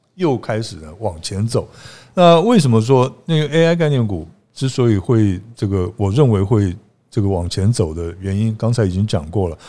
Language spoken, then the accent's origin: Chinese; Pingtung County, Taiwan; 尤其我们屏东人